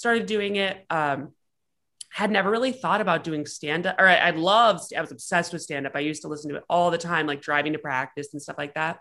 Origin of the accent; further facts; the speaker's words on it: Rhode Island, United States; moved away as an adult; also born or lived in Texas; And I'm from Rhode Island originally. I grew up there